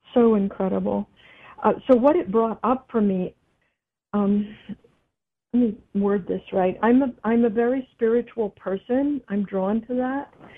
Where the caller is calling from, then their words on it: Sierra Madre, California, United States; I'm calling from Sierra Madre, California.